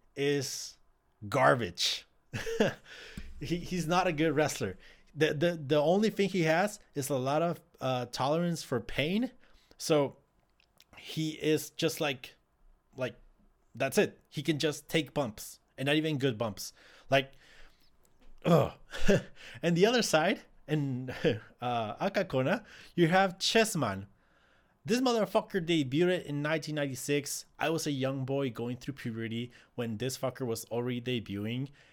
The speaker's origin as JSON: {"language": "English", "town": "Ciudad Juárez", "region": "Chihuahua", "country": "Mexico", "said": "I am from Ciudad Juarez"}